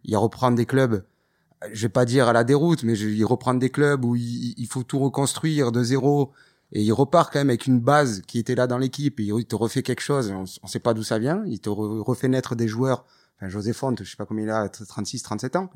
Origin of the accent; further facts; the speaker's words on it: Toulouse, Occitania, France; viens de Toulouse, donc j'ai vécu ça avec le TFC des années